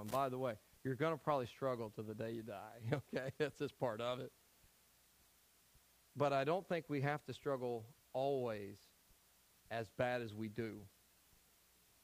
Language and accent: English; Tennessee, United States; I'm from Tennessee.